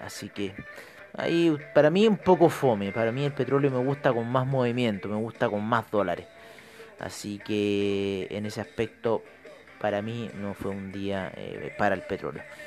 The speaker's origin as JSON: {"language": "Spanish", "country": "Chile", "said": "mi país, Chile"}